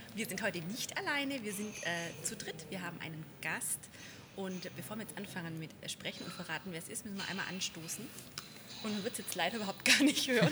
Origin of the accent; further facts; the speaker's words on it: Baden-Württemberg, Germany; Wir sind nämlich in Stuttgart, wo ich mich als ähm, Schwabe ja sehr drüber freue